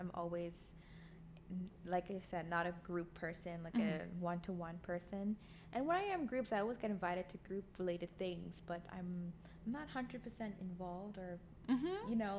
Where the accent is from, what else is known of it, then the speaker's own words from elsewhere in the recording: Bahamas; now in Canada; because obviously I'm not Canadian, and I never identified myself as one. I was Bahamian, but like, they'll be like, oh, you don't sound Caribbean.